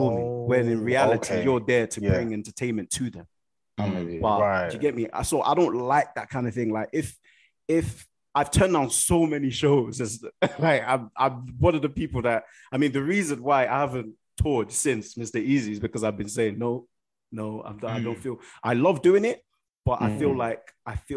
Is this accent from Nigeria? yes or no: yes; Nigeria; I'm a Nigerian guy.